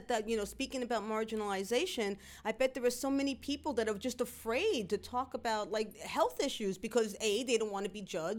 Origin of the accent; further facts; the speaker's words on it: New York City, New York, United States; also born or lived in South Bronx / Spanish Harlem / Washington Heights; My family was the first Puerto Rican family to move into the building in the Northeast Bronx. Mm-hmm. We came from the South Bronx and Spanish Harlem and Washington Heights